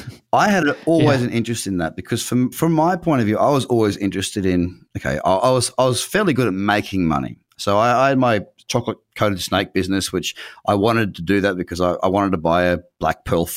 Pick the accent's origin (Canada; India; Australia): Australia; Noosa Heads, Queensland; I'm from Noosa Heads. I had my first business at 6 years old, literally six, 3 weeks into grade one.